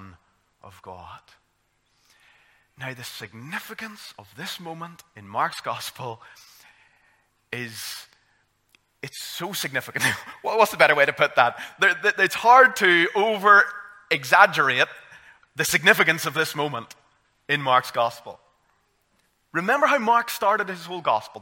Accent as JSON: {"language": "English", "town": "Armagh", "region": "Northern Ireland", "country": "United Kingdom", "said": "I'm from Armagh"}